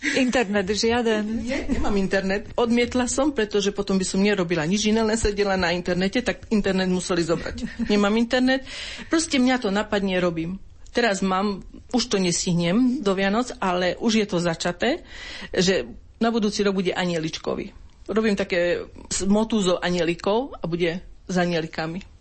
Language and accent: Slovak; Geča, Košice Region, Slovakia; jedné roraty boli u nás v Geči a druhé boli vo filiálke v Bakši